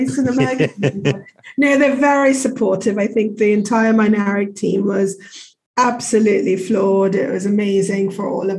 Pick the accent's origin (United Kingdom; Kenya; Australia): Kenya; moved away; I was born and brought up in Africa, in Kenya